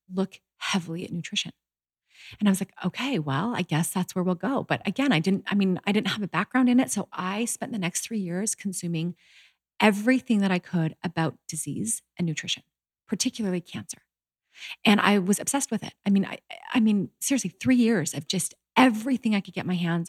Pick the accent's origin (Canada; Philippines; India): Canada; born or raised there; moved away as an adult; also born or lived in Utah